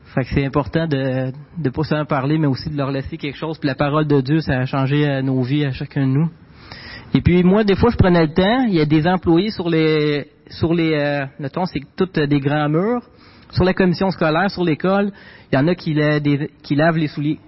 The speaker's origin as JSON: {"language": "French", "region": "Quebec", "country": "Canada", "tie": "born or raised there"}